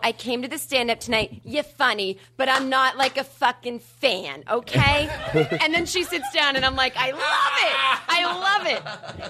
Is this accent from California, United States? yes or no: no; Boston, Massachusetts, United States; Boston, Massachusetts?